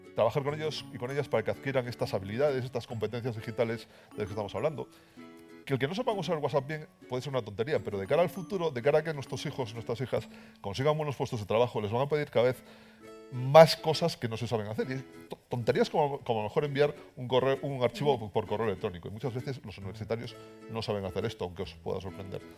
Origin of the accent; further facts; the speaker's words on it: Galicia, Spain; accent: Galician; en Galicia, igual por mi acento os habéis dado cuenta, y además os dijo que trabajo en los museos científicos coruñeses